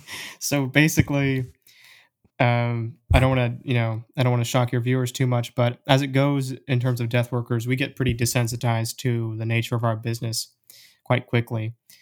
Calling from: Portland, Oregon, United States; I'm here from Portland, Oregon, the land of the hipsters and incredibly expensive coffee.

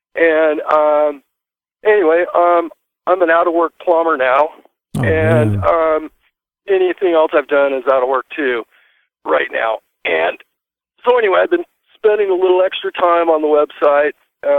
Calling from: California, United States; That's just, we're just north of Baja, California.

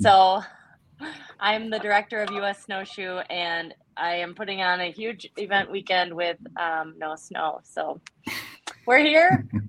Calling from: Eau Claire, Wisconsin, United States; I am here in Eau Claire, Wisconsin.

